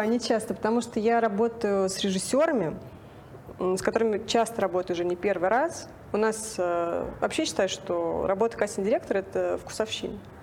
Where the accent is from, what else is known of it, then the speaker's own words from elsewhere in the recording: Nizhny Novgorod, Nizhny Novgorod Oblast, Russia; moved away as an adult; also born or lived in Moscow; я сама из Нижнего Новгорода